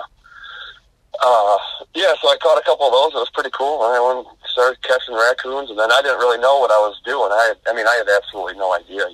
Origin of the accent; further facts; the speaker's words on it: Harbor Beach, Michigan, United States; now in Applegate, United States; born and raised in Harbor Beach, live in Applegate now.